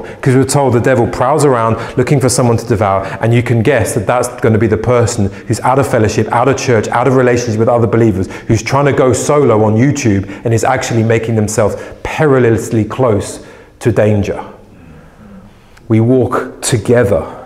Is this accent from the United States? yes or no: no; England, United Kingdom; as an Englishman